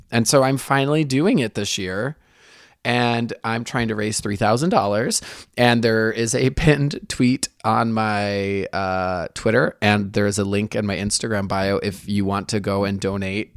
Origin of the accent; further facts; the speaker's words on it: Michigan, United States; now in San Francisco, United States; I grew up in Michigan